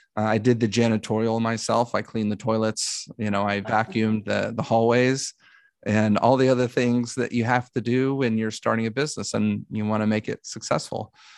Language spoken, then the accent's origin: English; Dallas, Texas, United States; moved away as an adult; now in Los Angeles, United States; I'm from Dallas, Texas, and grew up there